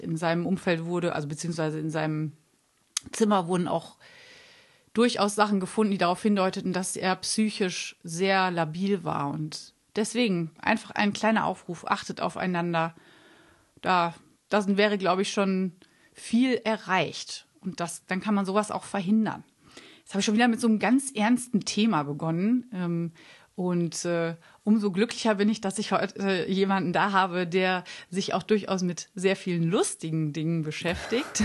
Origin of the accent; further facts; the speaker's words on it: Münster, North Rhine-Westphalia, Germany; ich komme ja auch aus Münster